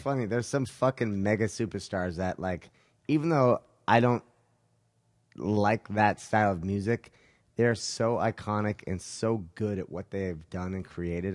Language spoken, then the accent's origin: English; Utah, United States; moved away; also born or lived in California; I grew up in Utah, right, as a little kid